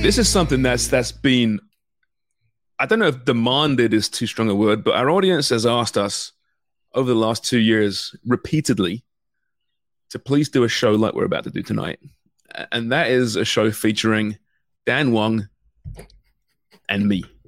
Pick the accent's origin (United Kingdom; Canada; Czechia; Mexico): Canada